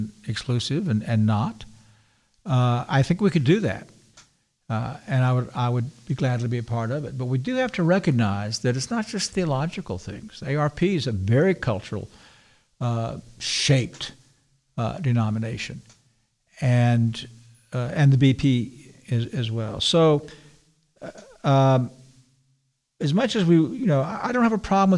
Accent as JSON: {"language": "English", "region": "the South", "country": "United States", "said": "I'm a Southerner"}